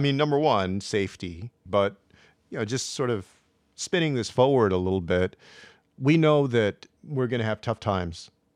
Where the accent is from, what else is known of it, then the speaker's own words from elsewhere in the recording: San Antonio, Texas, United States; I grew up on the west side of San Antonio in the seventies and eighties